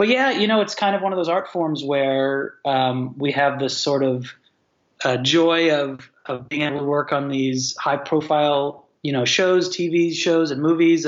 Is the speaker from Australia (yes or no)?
yes; Australia; I say mate because I'm Australian. That's how we talk there.